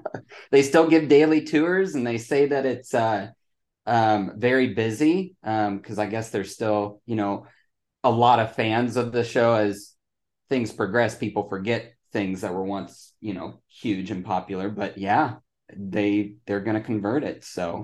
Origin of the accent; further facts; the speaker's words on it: Mitchell, South Dakota, United States; now in Dallas, United States; Mitchell, South Dakota. It's the home of the world's only corn palace.